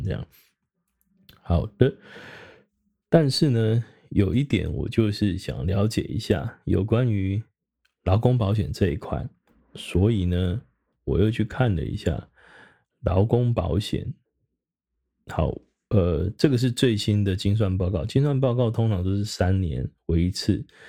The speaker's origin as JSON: {"language": "Chinese", "country": "Taiwan", "said": "我们台湾人平均在生命末期往前推七年"}